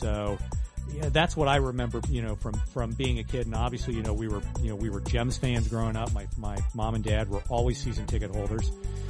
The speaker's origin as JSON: {"language": "English", "town": "Huber Heights", "region": "Ohio", "country": "United States", "tie": "born or raised there", "said": "I grew up in Huber Heights"}